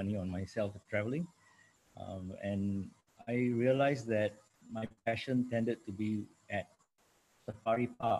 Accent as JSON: {"language": "English", "country": "Singapore", "moved": "yes", "lives_now": "New York City, United States", "said": "I am from Singapore originally. I'm now based in New York City in the US"}